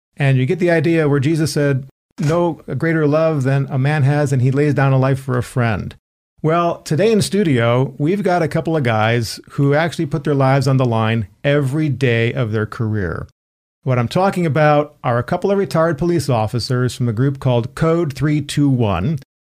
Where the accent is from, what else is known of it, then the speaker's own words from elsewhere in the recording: Chicago, Illinois, United States; we grew up in the Chicago area